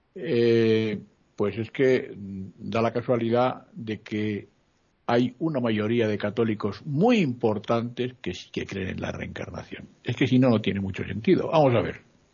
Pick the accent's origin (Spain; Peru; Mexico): Spain; Madrid, Community of Madrid; moved away as an adult; Yo soy de Madrid y estuve 11 años fuera de mi pueblo.